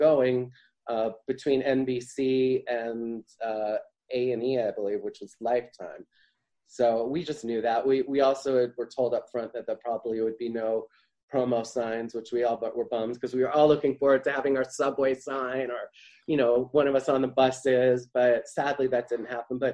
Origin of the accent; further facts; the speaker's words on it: Midwest, United States; now in New York, United States; growing up in the Midwest